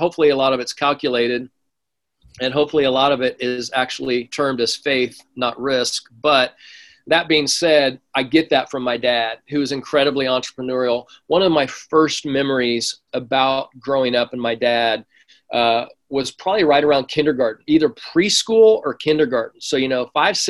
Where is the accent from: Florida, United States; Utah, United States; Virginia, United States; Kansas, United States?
Kansas, United States; accent: Midwest; moved away as an adult; now in California, United States; I grew up in Kansas till 18